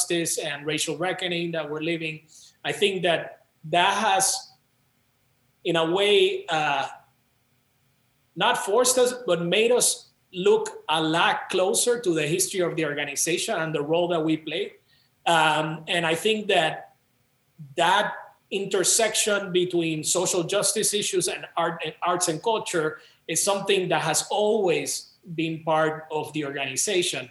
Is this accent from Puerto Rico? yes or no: yes; San Juan, Puerto Rico; moved away as an adult; now in Chicago, United States; I grew up in Rio Piedras